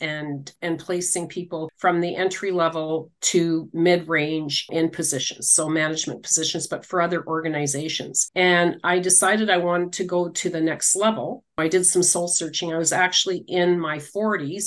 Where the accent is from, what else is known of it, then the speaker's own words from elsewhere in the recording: Regina, Saskatchewan, Canada; also born or lived in Manitoba / Winnipeg; raised in Regina in the inner city.